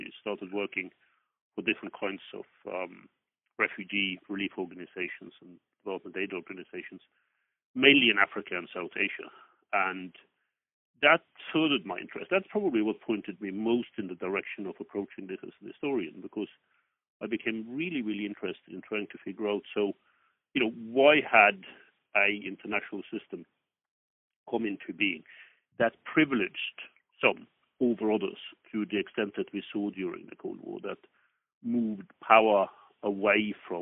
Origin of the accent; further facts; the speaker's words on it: Norway; moved away; So I grew up in Norway during the 1960s